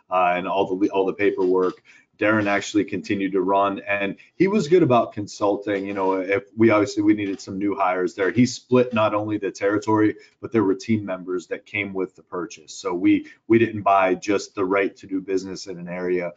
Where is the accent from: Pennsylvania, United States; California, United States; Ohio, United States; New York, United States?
Pennsylvania, United States; Pittsburgh; moved away as an adult; now in Houston, United States; I live in Houston, I grew up in Pittsburgh